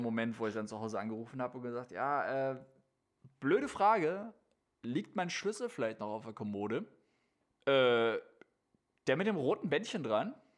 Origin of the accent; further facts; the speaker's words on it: Austria; wie wir mhm. Österreicher sagen